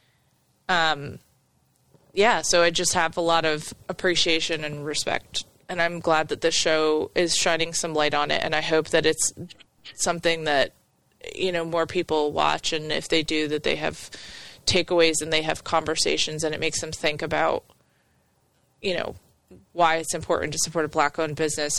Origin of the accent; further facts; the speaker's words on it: the North, United States; moved away; as a person growing up in the North